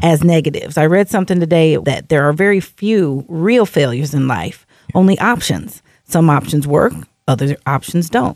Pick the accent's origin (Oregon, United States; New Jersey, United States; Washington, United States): Washington, United States; Seattle; also born or lived in Alaska; my hometown, Seattle, is a very progressive city